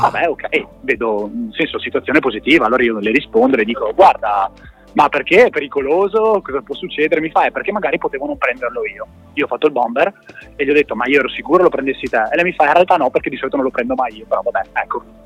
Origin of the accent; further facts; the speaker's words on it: Verona, Veneto, Italy; now in Padua, Italy; siamo da Verona. Eh, in questo momento da Padova